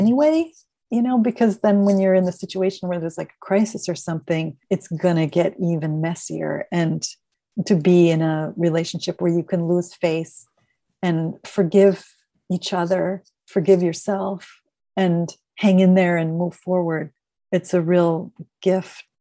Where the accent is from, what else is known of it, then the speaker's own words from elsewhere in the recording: Minneapolis, Minnesota, United States; moved away as an adult; also born or lived in Northern California / Eugene, Oregon; now in Portland, United States; I'm originally from Minneapolis